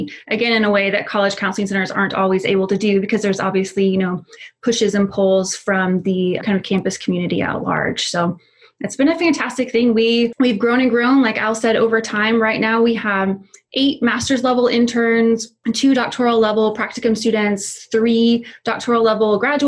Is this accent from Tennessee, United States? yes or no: no; Tulsa, Oklahoma, United States; also born or lived in Texas; I am from Tulsa originally. I grew up here